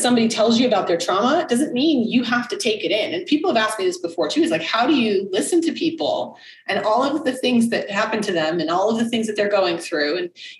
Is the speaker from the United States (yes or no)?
yes; United States; moved away; also born or lived in Czech Republic; as an American